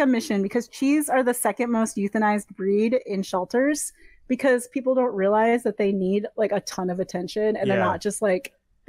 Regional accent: Western New York, United States; also born or lived in Boston; now in Los Angeles, United States; I'm from Western New York

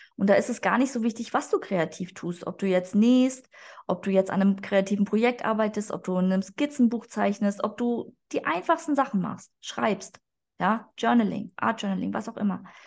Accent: Berlin, Germany; also born or lived in Hamburg; ich komme eigentlich aus Berlin

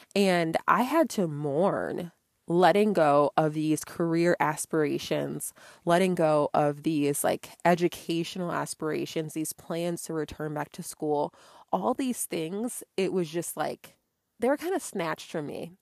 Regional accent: Connecticut, United States; moved away as an adult; now in Georgia, United States; I grew up in Connecticut and I had moved out of state to Georgia

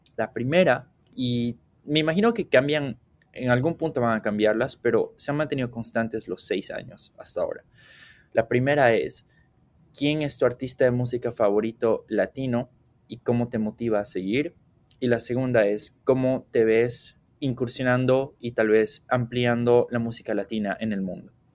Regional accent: Cochabamba, Bolivia; moved away as an adult; now in Aberdeen, United States; soy de la ciudad de Cochabamba

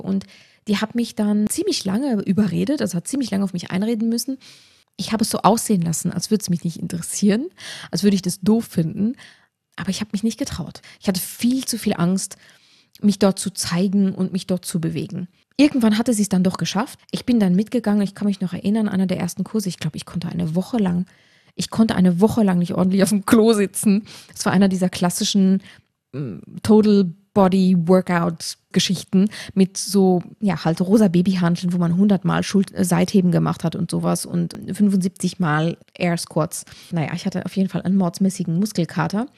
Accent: Luxembourg; now in Tyrol, Austria; ich war eine der ersten Trainerinnen in Tirol tatsächlich, als Luxemburgerin

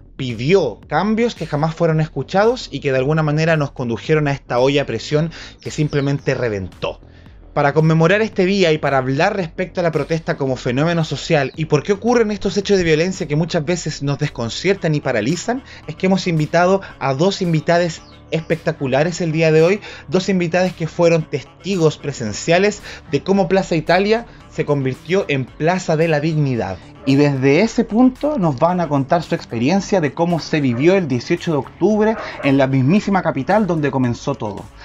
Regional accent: Valparaíso, Chile; yo soy de Valparaíso

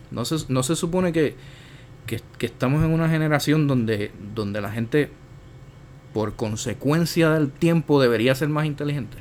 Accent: Puerto Rico; nosotros como puertorriqueños

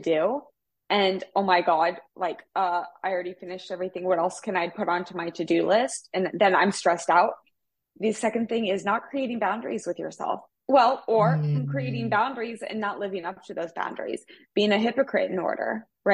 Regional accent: Midwest, United States; I come from the Midwest

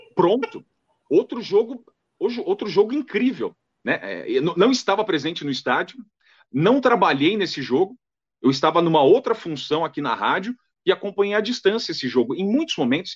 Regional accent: São Paulo, Brazil; also born or lived in Timóteo, Minas Gerais / Fortaleza, Ceará; eu sou paulista, né, é, nascido em São Paulo

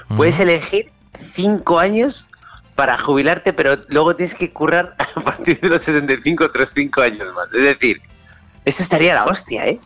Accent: Spain; en España somos españoles

